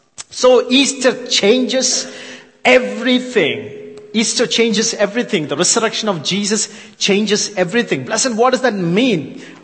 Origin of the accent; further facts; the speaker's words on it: India; accent: thick Yorkshire with English Indian mix; I know I'm from India, so my accent is thick Yorkshire with the English Indian mix, spice, you know, it's a very, you know, very mix.